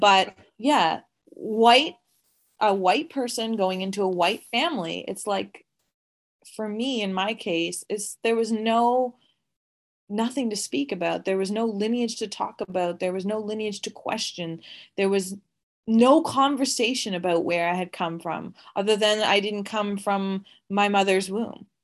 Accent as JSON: {"language": "English", "region": "Atlantic Canada", "country": "Canada", "said": "Atlantic Canada"}